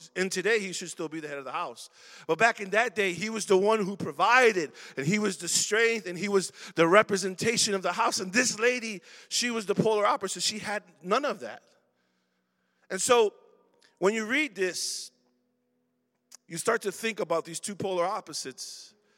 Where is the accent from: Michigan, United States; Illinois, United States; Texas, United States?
Illinois, United States; Chicago; I was born and raised in Chicago. Went to Roberto Clemente. I'm from Logan Square, Humble Park